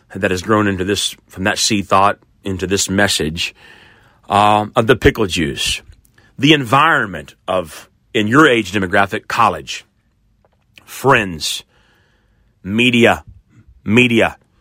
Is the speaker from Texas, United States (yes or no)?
no; Oklahoma, United States; I grew up here in Oklahoma